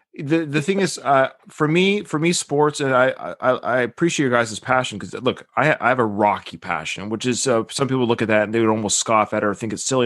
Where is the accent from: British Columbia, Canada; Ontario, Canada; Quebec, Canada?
British Columbia, Canada; Victoria; I was born in Victoria